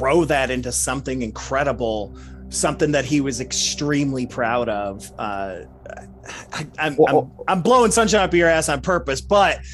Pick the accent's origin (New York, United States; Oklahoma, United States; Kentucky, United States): Kentucky, United States; Louisville; we're both from Louisville, Kentucky